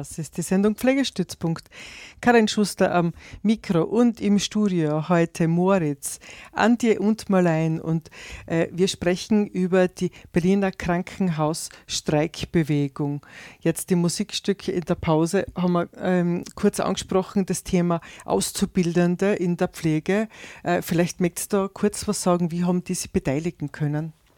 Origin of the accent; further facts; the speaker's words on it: Austria; bei uns in Österreich